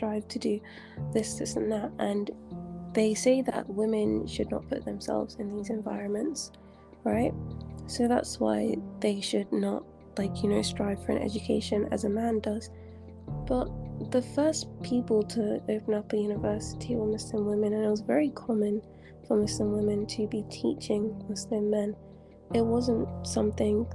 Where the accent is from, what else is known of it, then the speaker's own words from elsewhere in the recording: England, United Kingdom; now in Saudi Arabia; I was born in England, but I live in Saudi Arabia